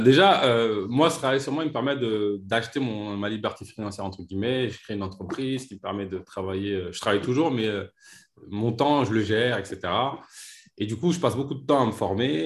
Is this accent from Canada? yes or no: no; Vitry-sur-Seine, Île-de-France, France; j'ai grandi à Vitry-sur-Seine